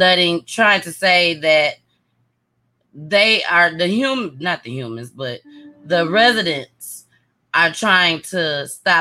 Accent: Saginaw, Michigan, United States; my hometown. You got Saginaw

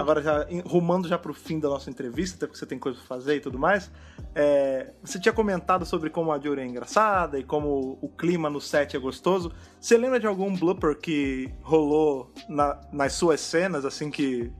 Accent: Brazil; nós três aqui somos brasileiros

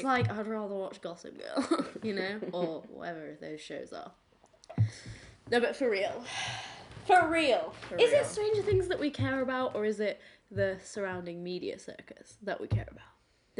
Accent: England, United Kingdom; asked if we were English, we said yes

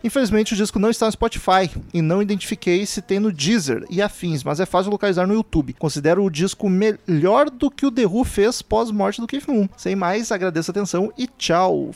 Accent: Porto Alegre, Rio Grande do Sul, Brazil; a gente é de Porto Alegre

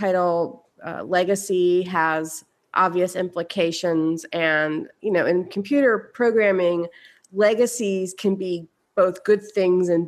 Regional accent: Philadelphia, Pennsylvania, United States; growing up in Philadelphia.

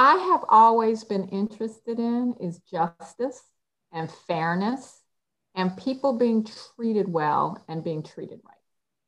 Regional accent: Washington, District of Columbia, United States; also born or lived in New York; now in New York City, United States; I was born in this state and we lived here when I was a baby, but I grew up in Washington, D.C. because my parents moved there when I was 2.5

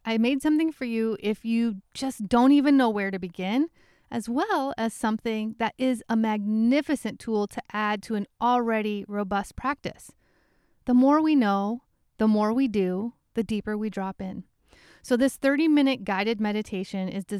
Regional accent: Midwest, United States; accent: Midwest; my Midwest accent

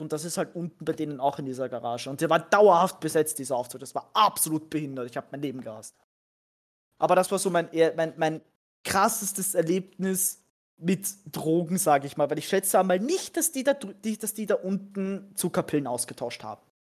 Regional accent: Austria; bei uns in Österreich

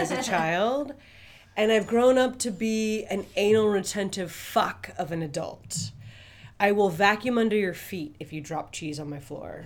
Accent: South Florida, United States; I was from South Florida

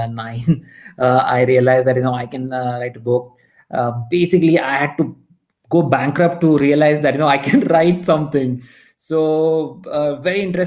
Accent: North Karnataka, India; also born or lived in Mysore; I'm from Karnataka, and you know, my family is based from here, North Karnataka

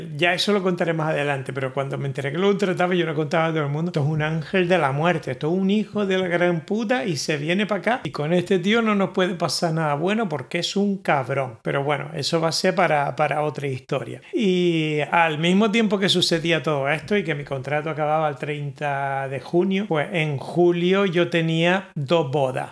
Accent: Spain; moved away; yo soy español

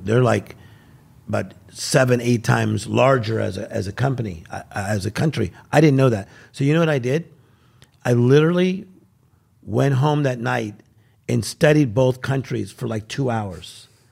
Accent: Compton, California, United States; I'm from Compton, California.

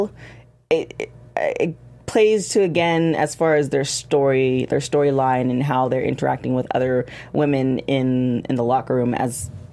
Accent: Canada; I'm Canadian.

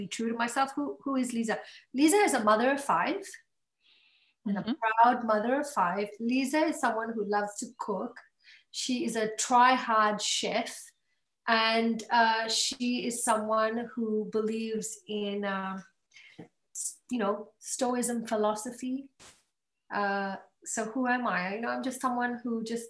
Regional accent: Australia; also born or lived in Malaysia; I was raised in Australia for a really long, like since I was young

